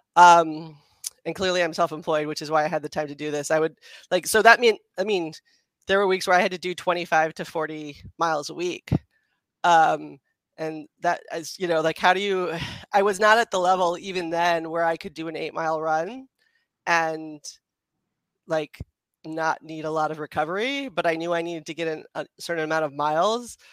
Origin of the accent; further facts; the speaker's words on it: United States; moved away as an adult; also born or lived in Philadelphia; now in Los Angeles, United States; I'm from DC suburbs, and I went to school in Philadelphia